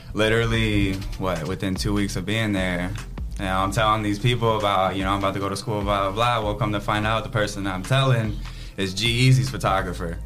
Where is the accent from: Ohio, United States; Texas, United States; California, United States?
Ohio, United States; Toledo; born and raised in Toledo, East Side